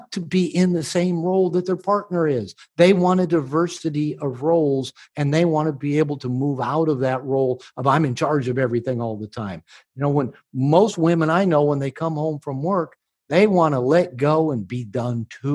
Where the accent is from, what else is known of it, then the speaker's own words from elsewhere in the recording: United States; I'm from America